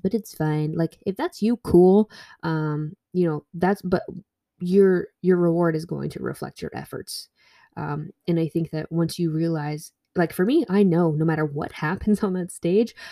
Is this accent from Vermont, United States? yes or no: yes; Vermont, United States; I grew up in Vermont.